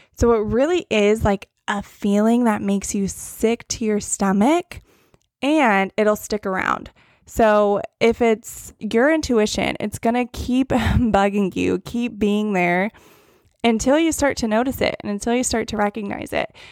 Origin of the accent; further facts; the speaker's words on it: Northern California, United States; moved away as an adult; now in Huntington Beach, United States; I am from Northern California, and then I moved out to the Orange County area about a year and a half ago now